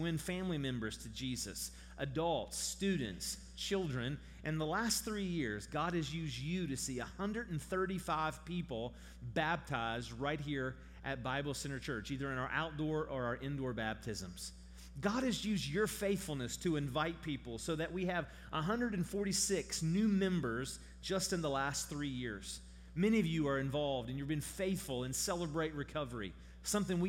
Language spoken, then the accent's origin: English; St. Albans, West Virginia, United States; also born or lived in Charleston, West Virginia; I'm from here. I grew up in St. Albans. I was born in Charleston.